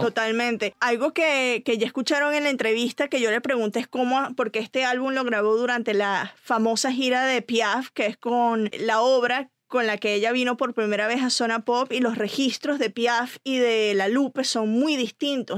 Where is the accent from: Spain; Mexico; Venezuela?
Venezuela; moved away